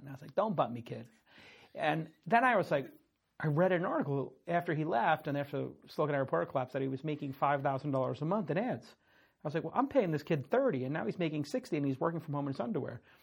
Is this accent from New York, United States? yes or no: yes; New York City, New York, United States; I grew up in Brooklyn.